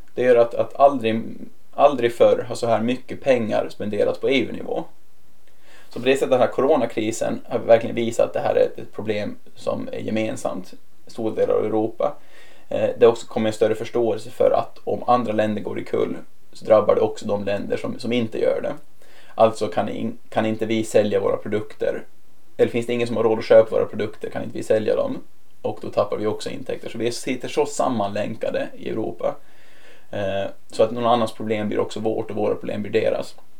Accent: Åland Islands; moved away as an adult; now in Brussels, Belgium; jag kommer få vara hemma på Åland lite oftare.

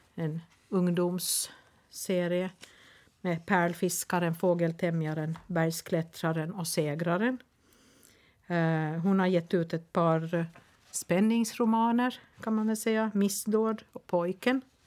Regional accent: Nykarleby, Ostrobothnia, Finland; Nykarleby, ursäkta. Men eh, min hemstad

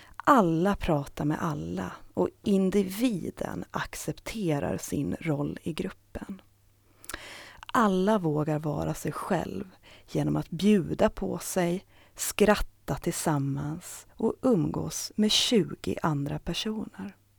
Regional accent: Saltvik, Åland Islands; now in Stockholm, Sweden; Jag har växt upp i Saltvik tillsammans med min familj

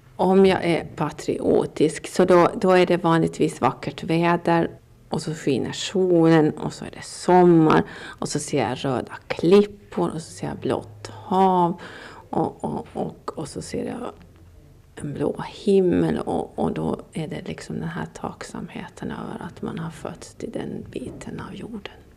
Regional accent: Åland Islands; om man frågar mig varifrån jag kommer så säger jag att jag kommer från Åland

